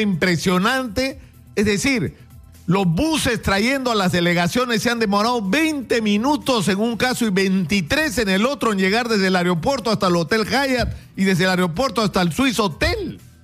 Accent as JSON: {"language": "Spanish", "country": "Peru", "said": "estamos demostrando de lo que somos capaces los peruanos"}